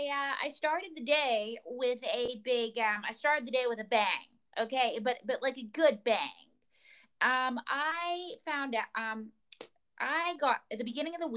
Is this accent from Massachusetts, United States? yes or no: no; Pocatello, Idaho, United States; he's from my hometown of Pocatello, Idaho.